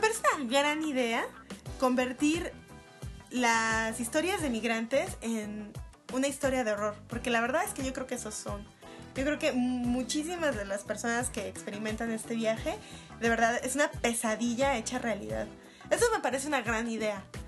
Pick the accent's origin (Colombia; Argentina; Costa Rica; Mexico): Mexico; Guadalajara, Jalisco; now in Mexico City, Mexico; tú y yo venimos de Guadalajara